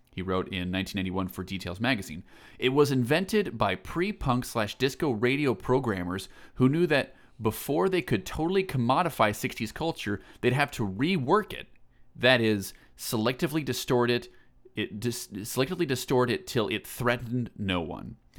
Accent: Eastern Iowa, United States; I'm from Eastern Iowa

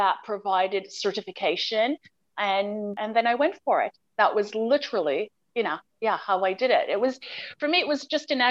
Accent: Montreal, Quebec, Canada; also born or lived in Ottawa, Canada / Toronto, Canada / London, England / Berlin, Germany; now in Dubai, United Arab Emirates; I'm a Canadian and I grew up in Montreal, Canada

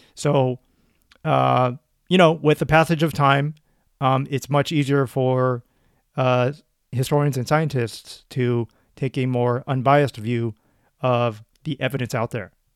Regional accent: United States; I grew up in the States

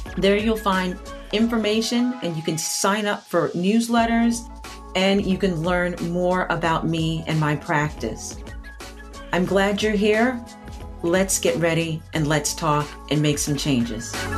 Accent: Maryland, United States; now in New Jersey, United States; in the area where, where I grew up partially in Maryland, lacrosse has always been popular

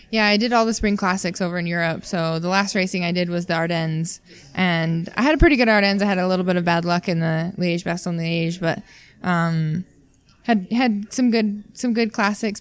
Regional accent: Utah, United States; moved away; I'm from Utah originally, so I think I have a little bit of an advantage just because I was born at altitude

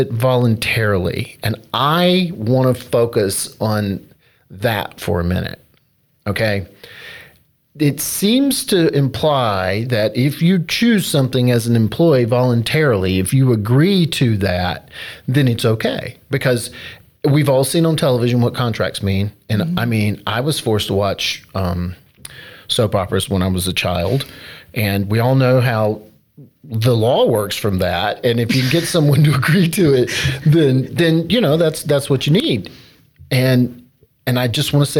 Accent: North Carolina, United States; moved away; my home state of North Carolina

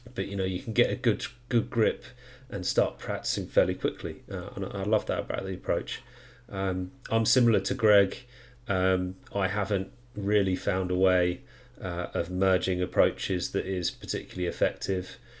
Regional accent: United Kingdom; I am a UK person from the UK

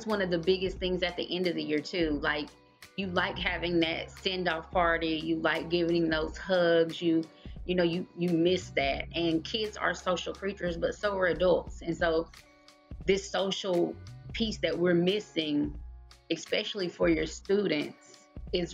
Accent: Tennessee, United States; moved away as an adult; now in Georgia, United States; I am actually born and raised in Tennessee. I've lived in Georgia for 12 years

